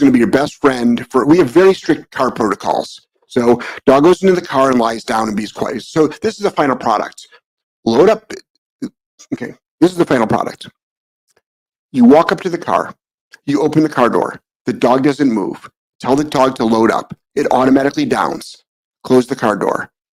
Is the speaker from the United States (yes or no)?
yes; United States; being an American